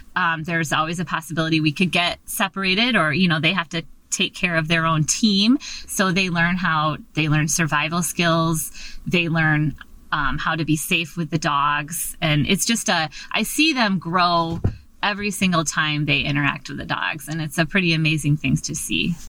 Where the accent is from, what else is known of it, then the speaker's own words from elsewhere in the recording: Michigan, United States; moved away as an adult; now in Alaska, United States; I was raised, born and raised in Michigan, and I came up to go to graduate school up here at Alaska Pacific